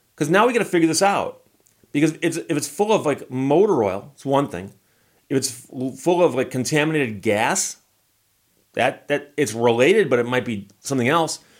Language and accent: English; Birmingham, Michigan, United States; I grew up in Birmingham. Birmingham is actually a county away from Detroit.